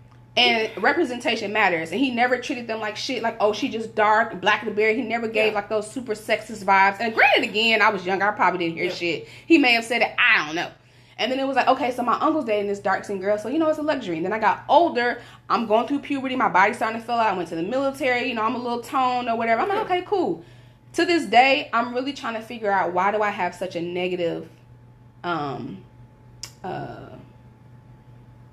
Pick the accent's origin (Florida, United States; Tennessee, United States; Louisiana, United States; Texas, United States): Florida, United States; I grew up in Florida.